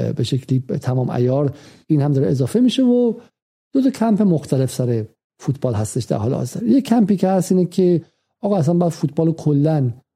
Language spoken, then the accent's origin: Persian; Iran; now in London, United Kingdom; ما که ایرانی هستیم